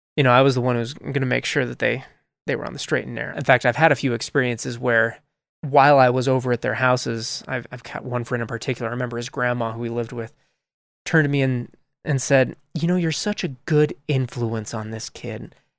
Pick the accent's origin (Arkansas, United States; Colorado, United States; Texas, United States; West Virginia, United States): Colorado, United States; Colorado Springs; moved away as an adult; also born or lived in St. Louis, Missouri; now in Utah, United States; I was I was actually born in St. Louis, Missouri, and I grew up mostly in Colorado Springs, though Colorado Springs, Colorado, and I still love it